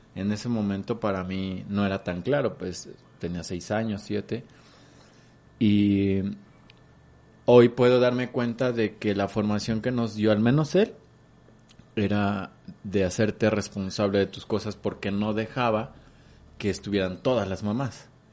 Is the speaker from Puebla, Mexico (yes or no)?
no; Xalapa, Veracruz, Mexico; moved away; Yo soy originario de Jalapa, Veracruz